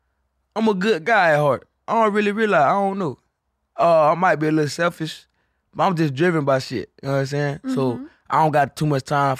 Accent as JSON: {"language": "English", "region": "Florida", "country": "United States", "moved": "yes", "lives_now": "Austin, United States", "said": "I'm from Florida."}